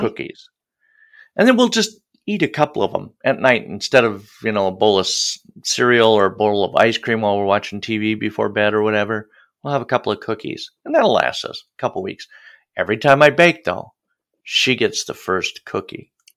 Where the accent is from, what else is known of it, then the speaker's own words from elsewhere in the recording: Midwest, United States; as a Midwesterner